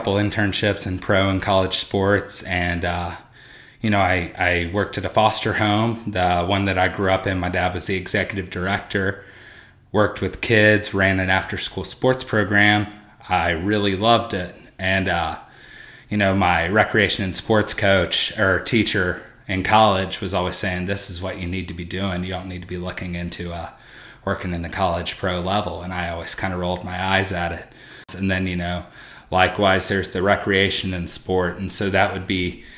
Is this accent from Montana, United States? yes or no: no; Mississippi, United States; moved away as an adult; also born or lived in Tupelo, Mississippi / Columbus, Mississippi; now in Memphis, United States; I grew up in Mississippi, but not too far from the state line